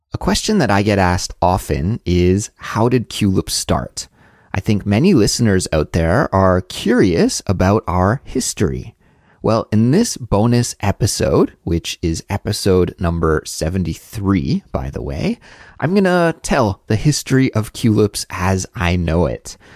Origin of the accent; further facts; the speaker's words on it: Canada; moved away as an adult; also born or lived in Montreal, Canada; now in South Korea; a Canadian living abroad in South Korea